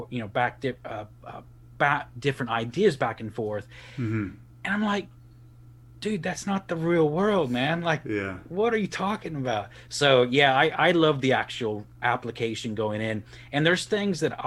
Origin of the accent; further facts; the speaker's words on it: Texas, United States; moved away as an adult; also born or lived in Republic of Ireland; now in Leeds, United Kingdom; I'm originally from Texas